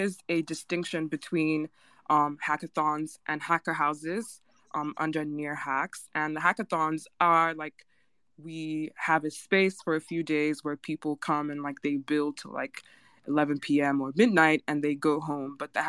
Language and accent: English; Nigeria; I am Nigerian, so I'm right there with you